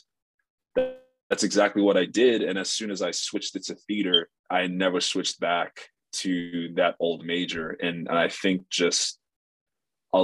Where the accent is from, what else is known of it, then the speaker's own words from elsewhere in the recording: Nigeria; now in Los Angeles, United States; we're Nigerian